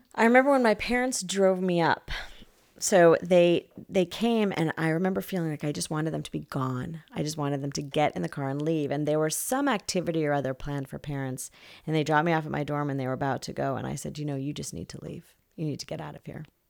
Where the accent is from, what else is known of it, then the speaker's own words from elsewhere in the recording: New Jersey, United States; moved away as an adult; now in California, United States; from New Jersey, where I grew up